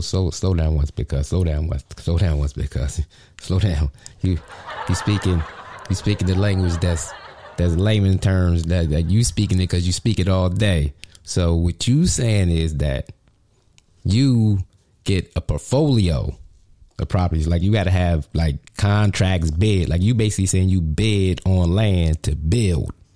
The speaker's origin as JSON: {"language": "English", "town": "Harrisburg", "region": "Pennsylvania", "country": "United States", "tie": "born or raised there", "said": "in my hometown of Harrisburg, PA."}